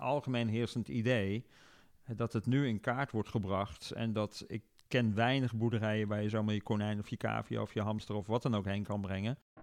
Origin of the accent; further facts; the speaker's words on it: North Brabant, Netherlands; Brabant, waar ik vandaan kom, als trotse Brabander, is natuurlijk een grote provincie